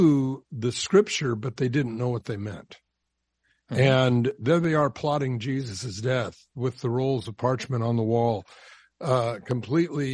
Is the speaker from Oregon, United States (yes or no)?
no; Southern California, United States; I grew up down in Southern California